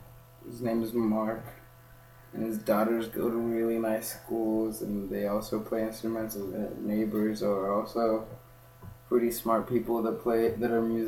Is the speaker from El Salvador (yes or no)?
no; Kenya; moved away; I just told her I was from Kenya.